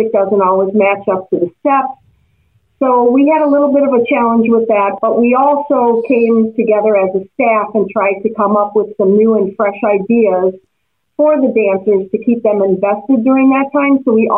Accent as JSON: {"language": "English", "town": "Milwaukee", "region": "Wisconsin", "country": "United States", "tie": "born or raised there", "said": "I am born and raised in Milwaukee, Wisconsin."}